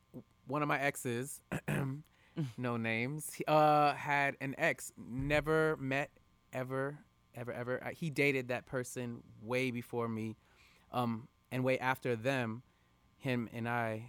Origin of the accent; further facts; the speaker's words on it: West Palm Beach, Florida, United States; West Palm.